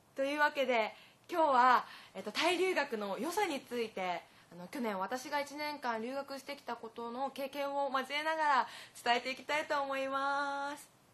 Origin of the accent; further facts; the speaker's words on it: Japan; 私も日本人としてそういうことを教えるのは楽しかったです